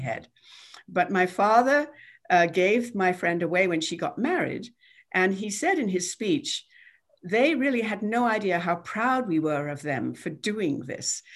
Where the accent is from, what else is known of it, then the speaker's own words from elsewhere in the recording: England, United Kingdom; moved away as an adult; now in United States; I was born in England and came over when I was twenty-two